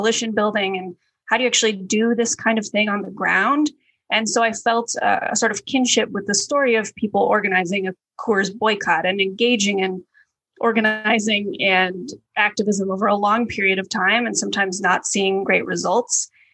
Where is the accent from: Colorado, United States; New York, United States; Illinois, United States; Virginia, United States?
Colorado, United States; I grew up in Colorado